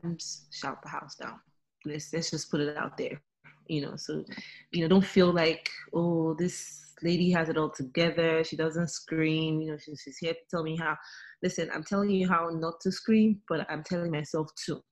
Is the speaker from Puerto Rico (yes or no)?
no; Nigeria; being a Nigerian, our languages